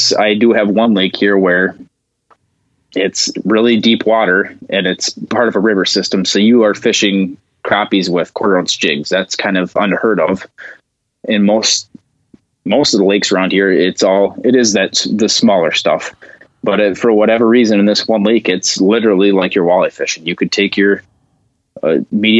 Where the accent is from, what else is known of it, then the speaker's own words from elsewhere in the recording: Northern Minnesota, United States; moved away; growing up in Northern Minnesota